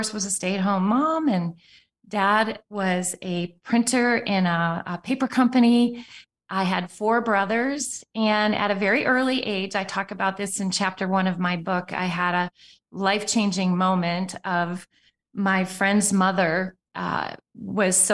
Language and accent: English; Appleton, Wisconsin, United States; also born or lived in Arizona / Sweden; I grew up in Appleton, Wisconsin, where Green Bay, Wisconsin is a suburb.